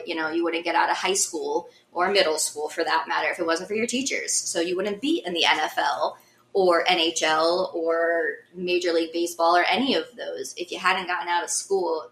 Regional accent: Baltimore, Maryland, United States; I'm a Ravens fan and I grew up in Baltimore, that's why I'm a Ravens fan

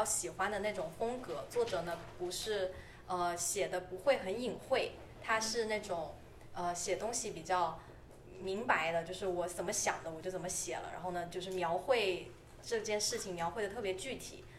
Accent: Shenzhen, Guangdong, China; now in Toronto, Canada; 我是深圳人，

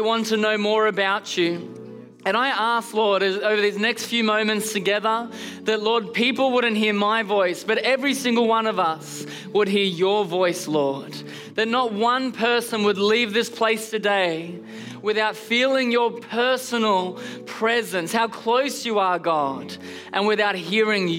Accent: Canberra, Australian Capital Territory, Australia; now in Melbourne, Australia; I actually was born and bred in a C3 church all the way in Canberra.

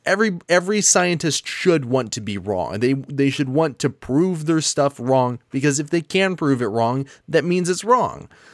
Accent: United States; I'm American and I use the imperial system.

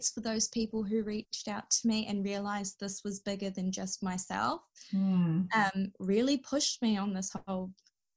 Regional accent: New Zealand; being raised in this culture and being a minority and trying to prove that I am Kiwi

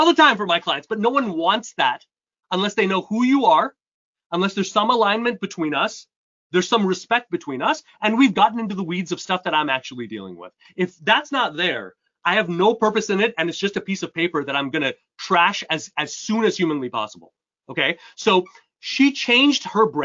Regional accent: Canada; also born or lived in upstate New York, United States; now in New York, United States; I was born and raised in Canada

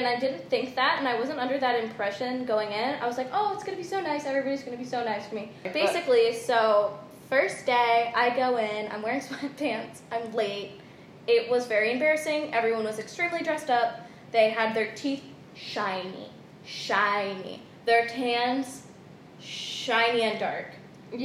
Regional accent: Sonoma County, California, United States; I'm from Sonoma County

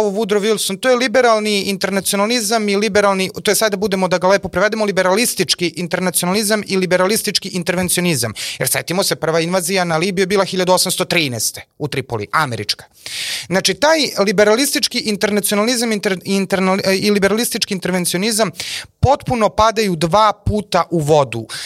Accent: Serbia; mi kao Srbi

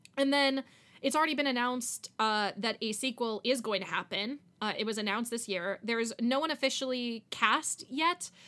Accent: Miami, Florida, United States; I grew up in Miami

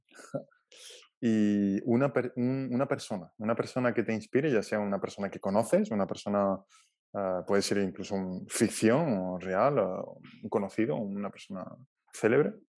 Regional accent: Málaga, Andalusia, Spain; nosotros en Málaga tenemos, tenemos playa

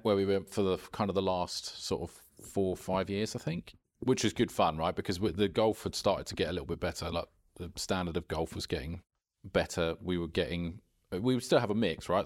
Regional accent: Esher, South East England, United Kingdom; near where I grew up in Esher

